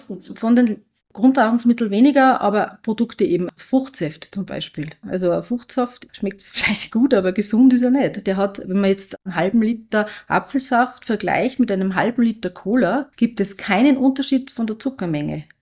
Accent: Austria; bei uns in Österreich

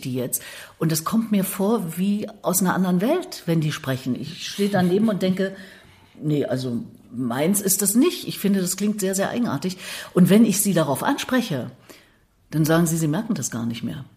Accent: Thuringia, Germany; moved away as an adult; now in Berlin, Germany; ich bin Thüringerin bin mit 18 aus dem Haus nach mhm. Berlin

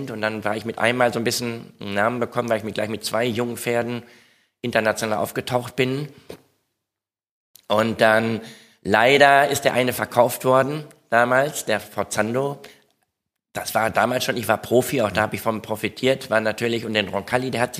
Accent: Etteln, North Rhine-Westphalia, Germany; Etteln, ich komme aus Etteln

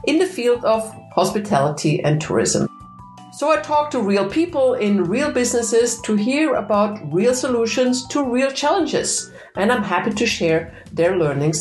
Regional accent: Vienna, Austria; now in Germany; I sit in Germany, but of course I'm Austrian. I'm from Vienna

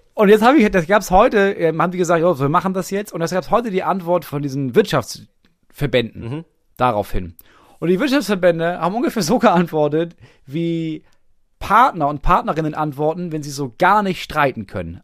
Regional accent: Bremen, Germany; moved away as an adult; wann bin ich aus Bremen weggezogen? Vor drei Jahren

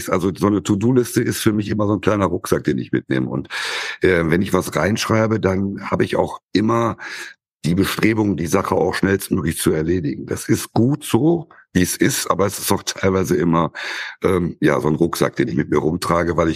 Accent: Wesel, North Rhine-Westphalia, Germany; ich komme oder wir kommen aus Wesel, äh, Büderich. Äh, Büderich ist dann auch der Ortsteil und das Ganze liegt am

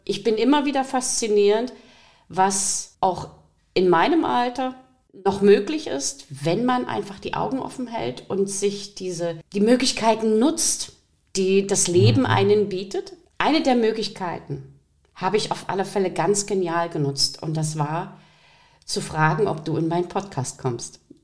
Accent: Riesa, Saxony, Germany; Ich komme aus Riesa

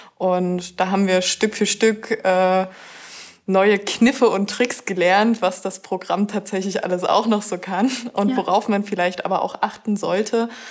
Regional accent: northeast Brandenburg, Germany; now in Zittau, Germany; Ich komme aus einem winzigen Dorf im Nordosten Brandenburgs, direkt von der Grenze

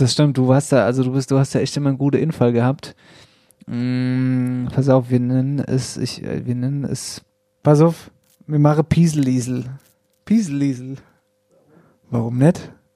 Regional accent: Wetterau, Hesse, Germany; hier bei uns in der Wetterau

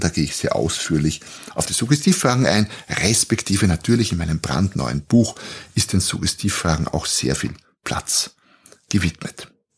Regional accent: Austria; Ich bin Österreicher, da beginnt schon mal. Wir sprechen anders jetzt im Vergleich zu den deutschen oder Schweizer Hörern

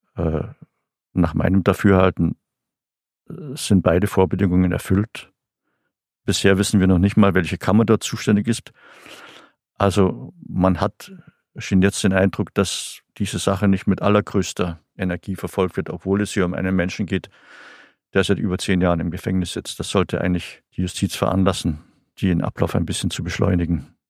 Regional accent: Bavaria, Germany; Bei uns in Bayern

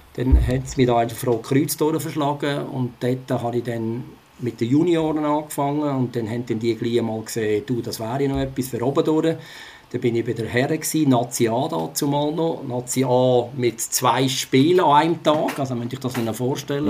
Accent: Switzerland; bei uns in der Schweiz

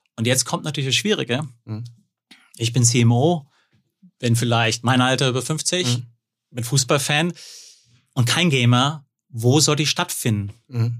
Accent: Hückeswagen?, North Rhine-Westphalia, Germany; now in Munich, Germany; Geboren und äh, aufgewachsen am Niederrhein, Hüchse und lebe jetzt in München

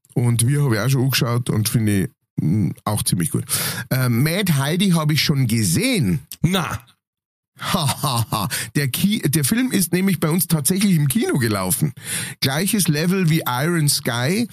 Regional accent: Lower Bavaria, Germany; ich als Niederbayer

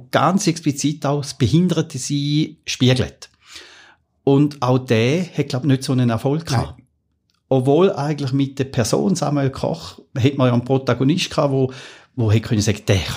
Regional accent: Switzerland; born or raised there

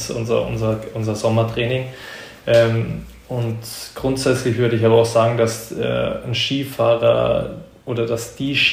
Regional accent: Germany; Aber jetzt als Deutscher, ähm, nee.

